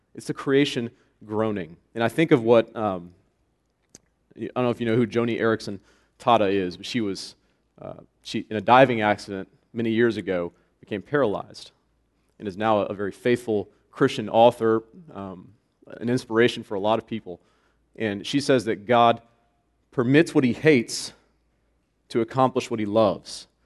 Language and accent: English; Florida, United States; moved away as an adult; I am a Floridian. I was born in Florida, third generation Floridian, which is extremely rare, by the way. Uh, I lived there for 27 years.